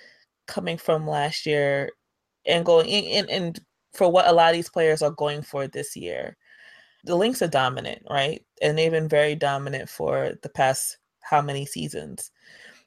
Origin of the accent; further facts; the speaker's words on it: New York, United States; I'm a New Yorker